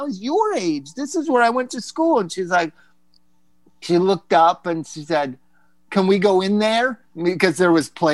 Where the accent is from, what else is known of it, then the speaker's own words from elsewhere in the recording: Palm Desert, California, United States; I grew up like outside of Palm Desert.